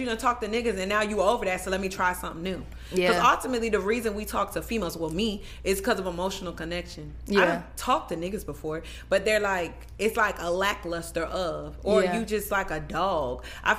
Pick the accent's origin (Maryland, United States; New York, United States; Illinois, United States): Maryland, United States; Hurlock; moved away; I was from this small ass city. You're not going to know the city. The city is Hurlock, Maryland, but it's super small.